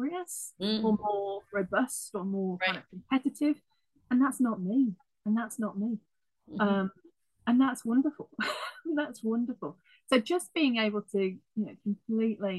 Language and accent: English; United Kingdom; moved away; I'm British originally